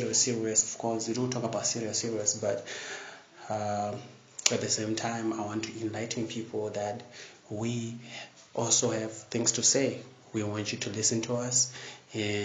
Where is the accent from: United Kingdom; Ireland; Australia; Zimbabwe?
Zimbabwe; I'm from Zimbabwe